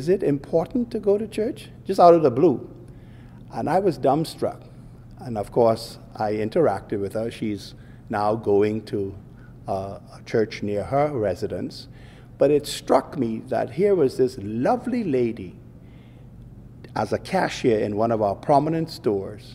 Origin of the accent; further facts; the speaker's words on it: Bahamas; I grew up in the Bahamas of yesteryear